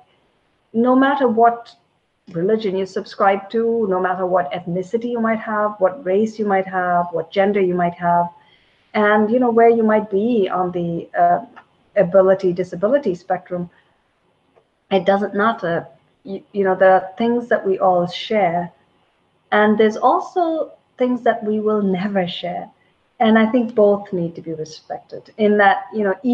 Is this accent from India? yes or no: yes; India; moved away as an adult; also born or lived in England; now in United States; So I grew up in India. So I was born in India, and I grew up and I was there for most of my childhood and most of my teen years.